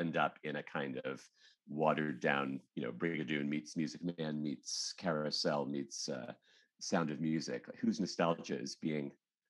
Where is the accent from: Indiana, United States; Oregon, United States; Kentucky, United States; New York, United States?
Oregon, United States; Portland; I grew up in Portland, Oregon, where I live now.